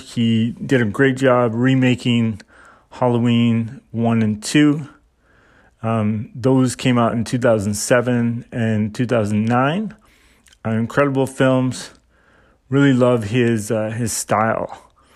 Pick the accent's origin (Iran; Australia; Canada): Canada; I'm Canadian